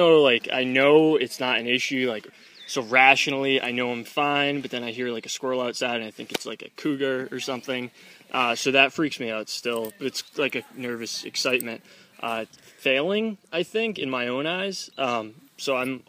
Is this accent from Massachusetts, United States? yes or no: yes; Boston, Massachusetts, United States; I'm from Boston, Mass